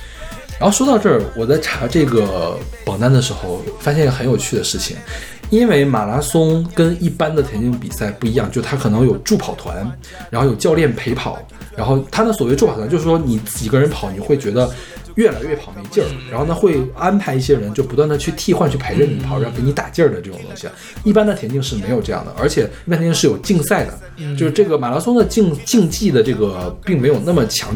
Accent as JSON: {"language": "Chinese", "country": "Kenya", "said": "因为我是肯尼亚人，"}